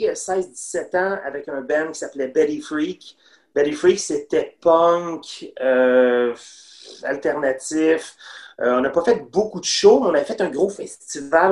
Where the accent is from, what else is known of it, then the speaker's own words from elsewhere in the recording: Longueuil, Quebec, Canada; nous autres, on vient de Longueuil.